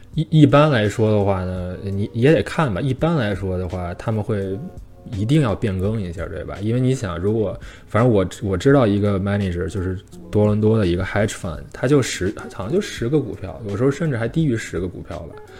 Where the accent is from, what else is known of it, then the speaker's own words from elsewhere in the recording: China; now in Canada; 虽然咱们都是中国人